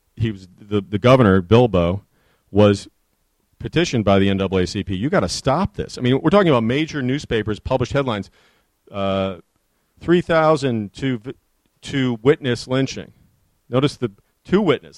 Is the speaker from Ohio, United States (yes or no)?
no; Chicago, Illinois, United States; also born or lived in Detroit; I grew up in Chicago